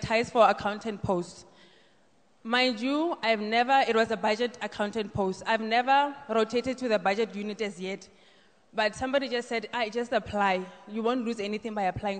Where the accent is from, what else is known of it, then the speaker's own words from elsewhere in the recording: Rustenburg, North West, South Africa; I am from Rustenburg